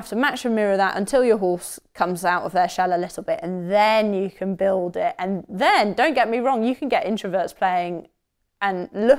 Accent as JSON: {"language": "English", "region": "England", "country": "United Kingdom", "said": "Because I'm English."}